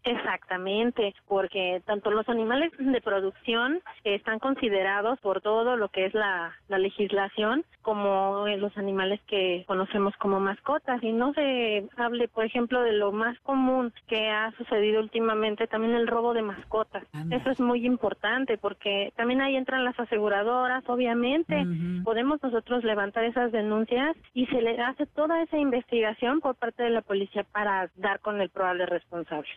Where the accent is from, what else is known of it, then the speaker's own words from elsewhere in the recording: Mexico; nosotros como mexicanos